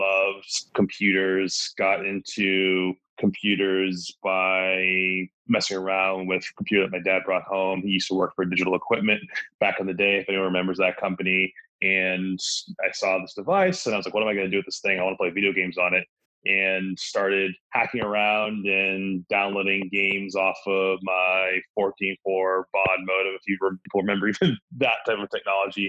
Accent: Milton, Massachusetts, United States; now in Los Angeles, United States; I grew up just south of Boston, a suburb called Milton

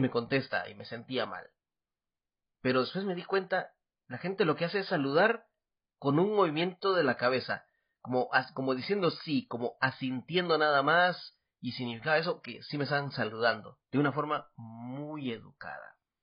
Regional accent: Guatemala; now in Taiwan; yo soy … de Guatemala

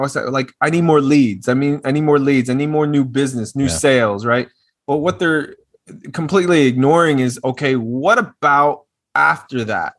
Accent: Little Rock, Arkansas, United States; moved away as an adult; now in Austin, United States; Yes, from Little Rock. I am from Little Rock.

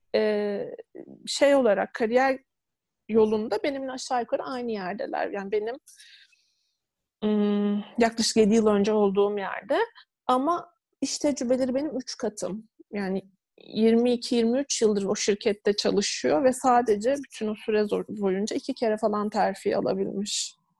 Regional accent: Turkey; also born or lived in Istanbul; ben küçük bir şehirde doğdum, büyüdüm

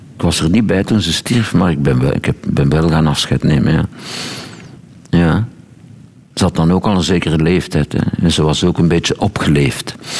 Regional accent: Boom, Flanders, Belgium; moved away; Als ik nu naar mijn geboortestreek rijd

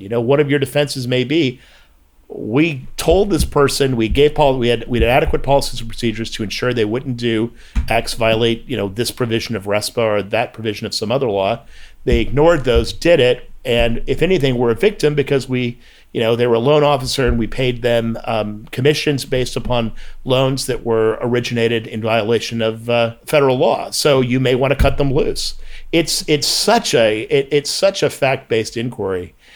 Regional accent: United States; I'm an American

